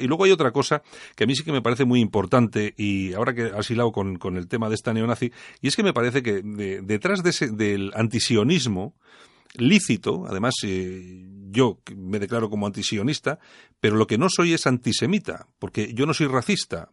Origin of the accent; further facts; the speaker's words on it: Bilbao, Basque Country, Spain; en Bilbao somos así